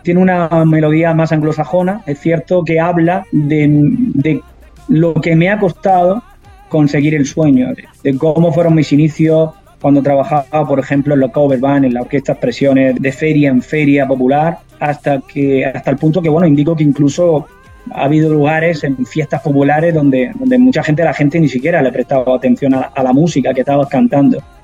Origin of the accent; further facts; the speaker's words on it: Andalusia, Spain; tiene la raíz de mi tierra